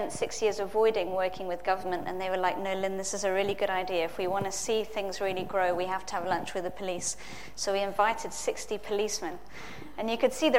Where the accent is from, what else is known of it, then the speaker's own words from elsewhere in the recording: Zimbabwe; I was born in Zimbabwe